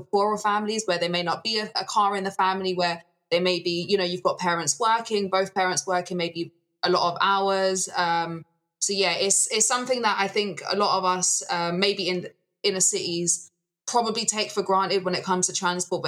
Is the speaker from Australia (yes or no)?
no; London, United Kingdom; as a Londoner, that for a long time didn't really explore much of the UK outside of London